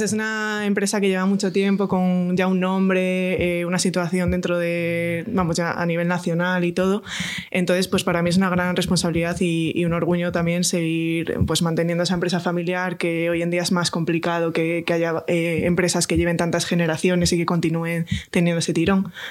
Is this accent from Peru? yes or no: no; Astorga, Castile and León, Spain; yo soy de Astorga, eh, leonesa de pura cepa